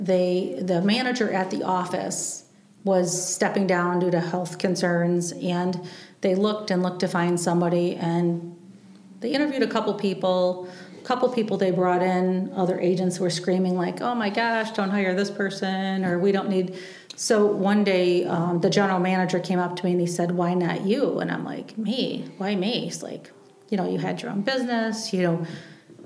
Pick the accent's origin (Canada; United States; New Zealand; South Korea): United States; Batavia, New York; in Batavia, it was pretty easy. It's my hometown.